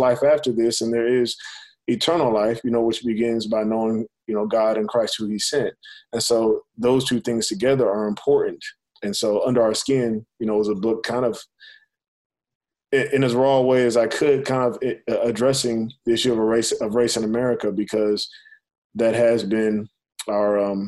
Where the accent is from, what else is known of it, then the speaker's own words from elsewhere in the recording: United States; I'm literally the first generation really in my family that was born a citizen of this country